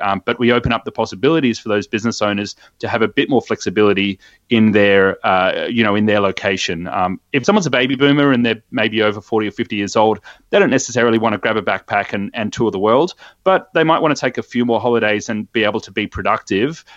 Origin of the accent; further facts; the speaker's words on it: Sydney, New South Wales, Australia; Born and bred in Sydney, and I still call this place home as well